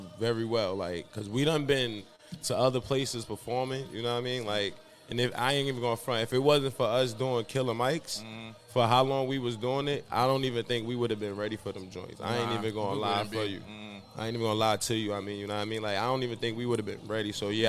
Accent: New York City, New York, United States; I'm from Marcy Projects, you know what I mean? Brooklyn

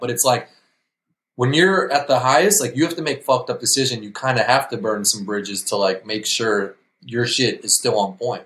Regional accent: New York, United States; we're from New York

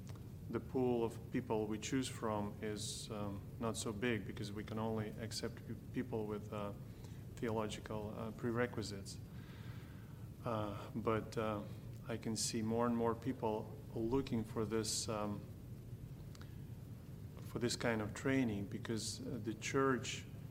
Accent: Kyiv, Ukraine; I'm from Kyiv, Ukraine.

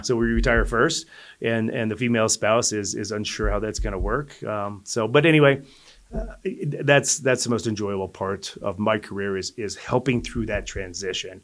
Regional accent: Colorado, United States; also born or lived in Denver / Greeley / Lafayette / Longmont; I'm a native of Colorado, so, uh, my dad worked for a public service company back when I was growing up as a kid. So we moved from Denver to Greeley

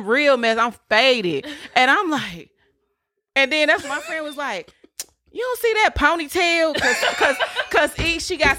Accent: Memphis, Tennessee, United States; moved away as an adult; I keep telling y'all I'm from Memphis. I only been here a few years.

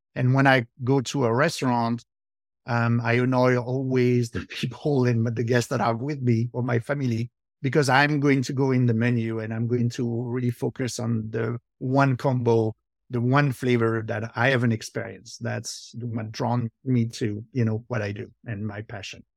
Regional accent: France; accent: French; English is a second language; moved away as an adult; now in New Jersey, United States; born in, uh, France, uh, I lived there, um, until two thousand two.

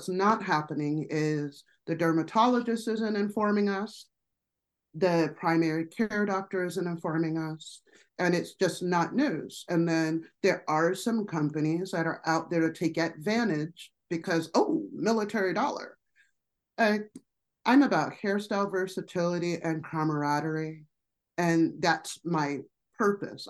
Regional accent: Colorado, United States; also born or lived in Las Vegas, Nevada; I'm from Colorado.

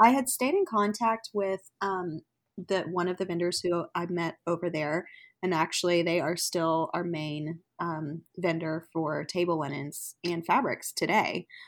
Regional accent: Fort Worth, Texas, United States; now in Oklahoma City, United States; I live in Oklahoma City, but I am originally from Fort Worth, Texas

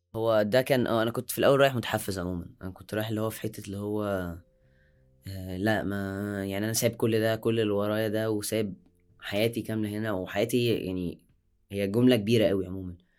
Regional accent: Egypt; عندنا في مصر

